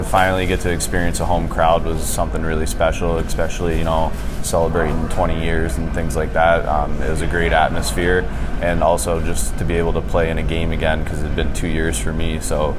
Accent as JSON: {"language": "English", "region": "Maryland", "country": "United States", "said": "I'm from Maryland, and so being from Maryland, you kind of have to play lacrosse at some point in your life."}